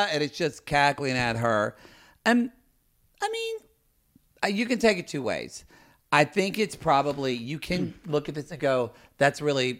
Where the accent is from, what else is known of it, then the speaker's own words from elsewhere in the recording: Oklahoma, United States; I grew up in Oklahoma bubble.